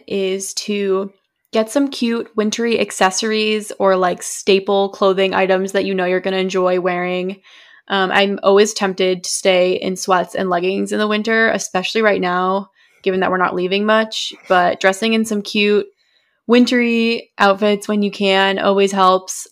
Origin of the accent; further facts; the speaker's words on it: New England, United States; we're from New England